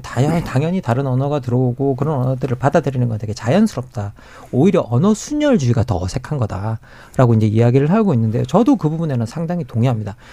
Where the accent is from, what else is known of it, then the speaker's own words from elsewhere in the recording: Gyeongsang, South Korea; now in Seoul, South Korea; 경상도 사람인데 서울에 올라와서